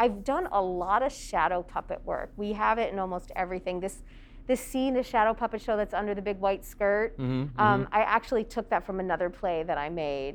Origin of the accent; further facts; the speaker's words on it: United States; There wasn't a whole lot of physical theater when I was growing up in the United States